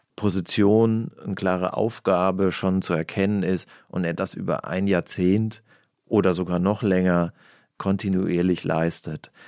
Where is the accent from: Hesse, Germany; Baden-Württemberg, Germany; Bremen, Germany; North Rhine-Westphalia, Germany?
Hesse, Germany; ich komme aus Hessen